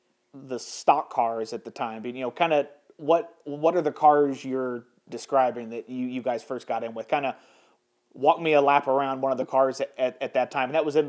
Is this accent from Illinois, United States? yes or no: yes; Carbondale, Illinois, United States; my hometown of Carbondale, Illinois.